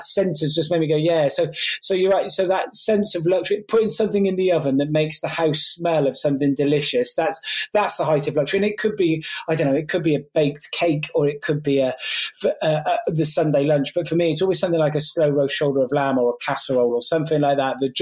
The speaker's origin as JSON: {"language": "English", "area": "Gloucestershire", "region": "South West England", "country": "United Kingdom", "tie": "born or raised there", "said": "I grew up as from a single parent family in Glossop."}